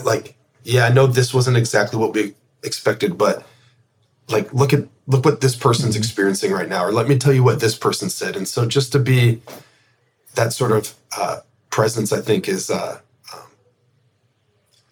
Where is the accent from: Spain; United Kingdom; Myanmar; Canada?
Canada; as a Canadian